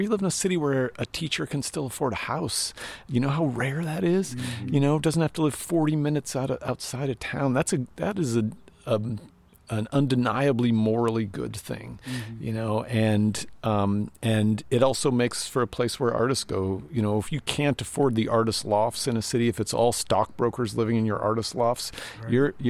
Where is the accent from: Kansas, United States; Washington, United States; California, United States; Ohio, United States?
Washington, United States; Spokane; my hometown, which is, Spokane, Washington.